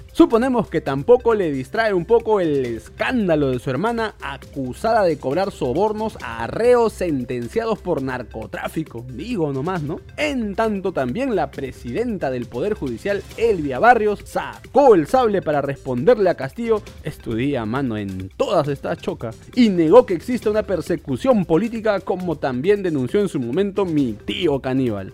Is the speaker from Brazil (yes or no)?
no; Peru; Yo soy peruano y como todo peruano